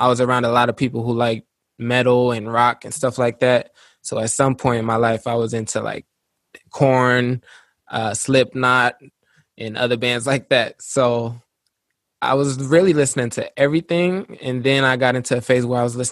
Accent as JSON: {"language": "English", "country": "Luxembourg", "tie": "born or raised there", "also_born_or_lived": "Little Rock, Arkansas, United States", "moved": "as an adult", "said": "When I was five, I moved out there, and I was born in Little Rock, Arkansas, and then we moved to Luxembourg"}